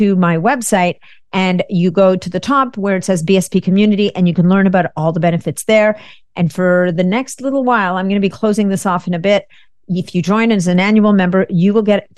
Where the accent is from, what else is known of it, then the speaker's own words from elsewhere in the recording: Canada; a fellow Canadian. I'm Canadian.